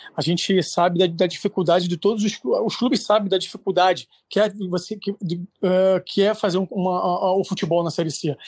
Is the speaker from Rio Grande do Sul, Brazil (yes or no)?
no; Rio de Janeiro, Brazil; moved away as an adult; now in Santo Antônio de Pádua, Brazil; eu sou do Rio de Janeiro, hoje estou morando em Pado